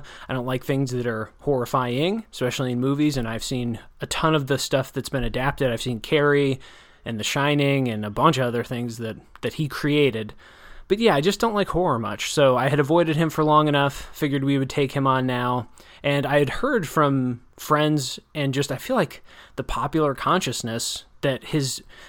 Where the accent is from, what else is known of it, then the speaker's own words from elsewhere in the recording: Wisconsin, United States; I grew up in Wisconsin. I think I learned it at a young enough age that the way to drive in the snow is just to not do it